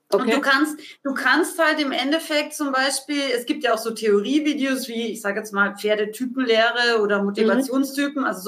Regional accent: Austria; ich habe als Österreicherin immer gedacht, jetzt gehe ich nach München

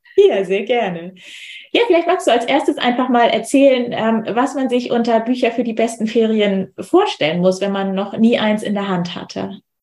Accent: Hamburg, Germany; über meine Heimat, über Hamburg

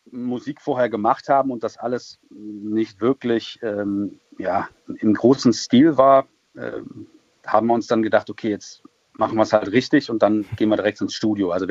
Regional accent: North Rhine-Westphalia, Germany; Wir kommen eigentlich aus dem Kreis Düren, wenn mhm. man es so nimmt. Das ist zwischen Köln und Aachen, näher an Aachen als an Köln.

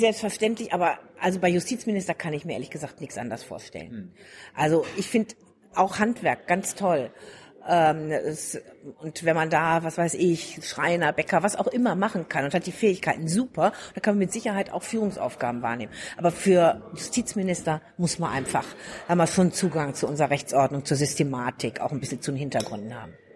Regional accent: Ostwestfalen-Lippe, North Rhine-Westphalia, Germany; now in Bavaria, Germany; ich komme aus Ostwestfalen-Lippe, mhm. also Preußen, und äh, wohne aber seit vielen Jahrzehnten in Bayern

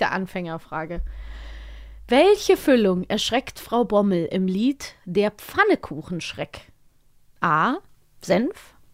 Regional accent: Cologne, North Rhine-Westphalia, Germany; Weil ich komme ja aus Köln.

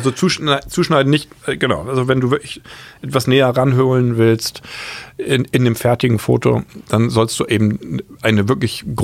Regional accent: Bremen, Germany; moved away; also born or lived in Hamburg; Ja, ich bin ja Bremer.

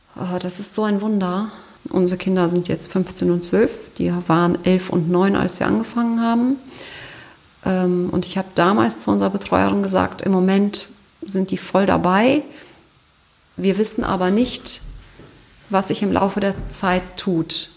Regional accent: Germany; bei uns in Deutschland

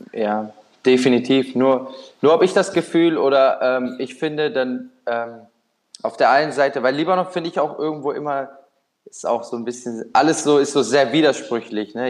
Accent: Düsseldorf, North Rhine-Westphalia, Germany; moved away as an adult; now in Naples, Italy; Ich bin in, in Düsseldorf da groß geworden

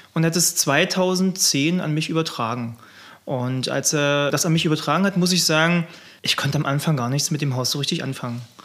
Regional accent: Wolfen, Saxony-Anhalt, Germany; now in Pöthen, Germany; ich komme ursprünglich aus äh, Wolfen bei Bitterfeld

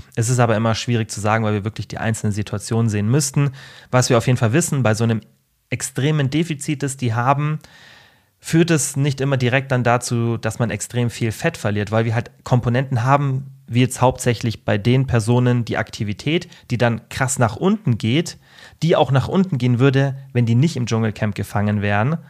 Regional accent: Germany; bei uns in Deutschland

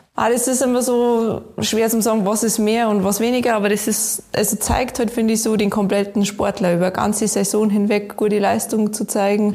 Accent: Garmisch-Partenkirchen, Bavaria, Germany; Ich komme aus Garmisch-Partenkirchen, bin aufgewachsen in die Berg und wohne nach wie vor, ich glaube, am schönsten Ort der Welt

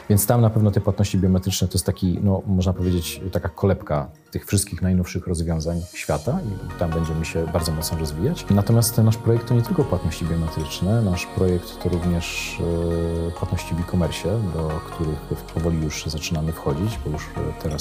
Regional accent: Poland; Dlatego cieszymy się, że jesteśmy z Polski Polski. Z polskim paszportem nie wstydzimy się w tej chwili e, e, wychodzić e, i rozwijać nasz projekt poza granicami Polski

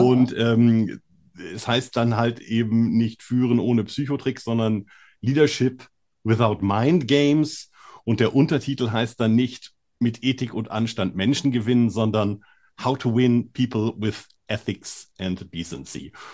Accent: Hamburg, Germany; moved away; ich komme ja ursprünglich aus Hamburg

